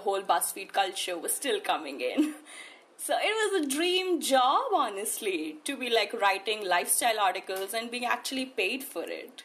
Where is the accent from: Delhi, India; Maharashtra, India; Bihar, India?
Delhi, India; New Delhi; I shifted to New Delhi when I was in class five, so that's almost like me spending my entire life here